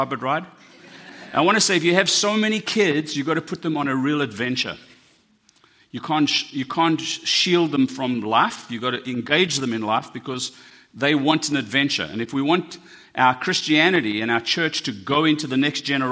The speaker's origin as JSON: {"language": "English", "country": "South Africa", "said": "I'm South African."}